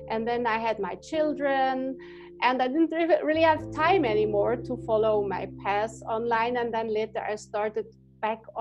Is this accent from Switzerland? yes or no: yes; Switzerland; I grew up in Switzerland